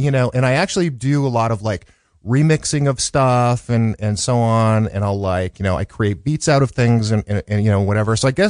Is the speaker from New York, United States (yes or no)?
no; Chicago, Illinois, United States; born there; Well, so I was born in 1965 in Chicago, in the South Side of Chicago.